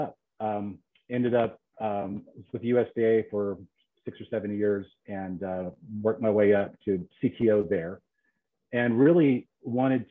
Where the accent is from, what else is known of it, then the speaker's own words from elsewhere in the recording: Alexandria, Virginia, United States; I am from Alexandria, Virginia. I'm one of the few natives to the DMV. Born and raised in the Northern Virginia area.